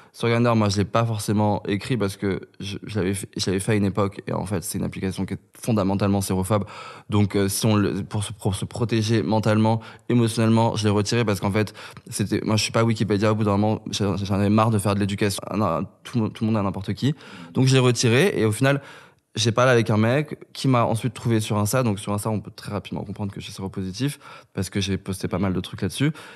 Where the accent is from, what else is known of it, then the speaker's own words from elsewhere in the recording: Kabylie, Algeria; now in France; j'étais kabyle et que je venais d'Algérie